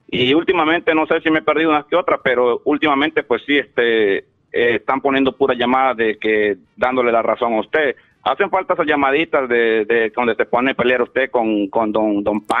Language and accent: Spanish; Honduras; moved away; Yo soy de Honduras, vos.